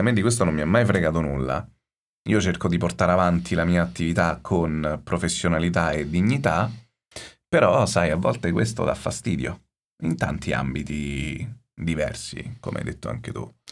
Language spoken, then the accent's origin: Italian; Rome, Lazio, Italy; sono romano